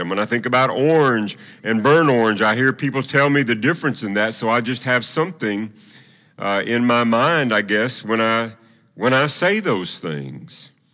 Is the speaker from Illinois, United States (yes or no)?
no; Tennessee, United States; moved away; also born or lived in Oklahoma City; I was from Tennessee